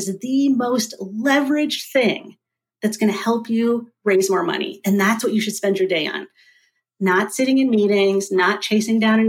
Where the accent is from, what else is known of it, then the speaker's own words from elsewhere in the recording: Dayton, Ohio, United States; now in Oregon, United States; I'm originally from Dayton, Ohio. Now I live in Oregon